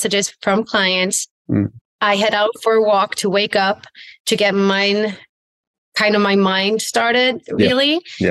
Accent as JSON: {"language": "English", "country": "Sweden", "tie": "born or raised there", "moved": "as an adult", "lives_now": "California, United States", "said": "I am originally from Sweden"}